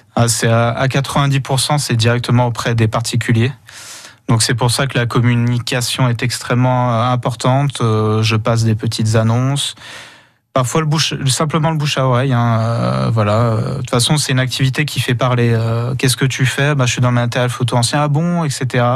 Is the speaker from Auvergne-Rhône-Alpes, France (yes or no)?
yes; Saint-Étienne, Auvergne-Rhône-Alpes, France; moved away as an adult; also born or lived in Franche-Comté; me voilà de retour dans ma région d'origine à Saint-Étienne